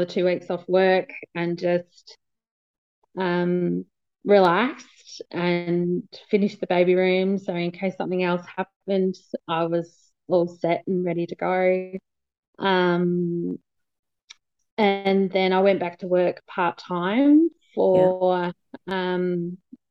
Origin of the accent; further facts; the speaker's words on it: Ballarat, Victoria, Australia; I'm from Ballarat